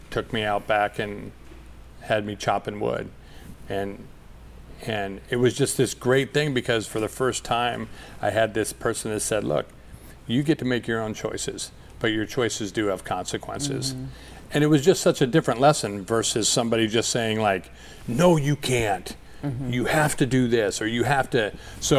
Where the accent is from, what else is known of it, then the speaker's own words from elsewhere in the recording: Burlington, United States; moved away; also born or lived in Minneapolis; I grew up in Burlington, and we moved there